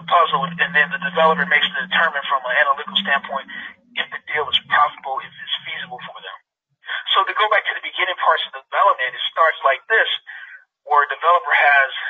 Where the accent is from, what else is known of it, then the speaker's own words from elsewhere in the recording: Seattle, Washington, United States; Where I grew up in Seattle, the black neighborhood that's adjacent to downtown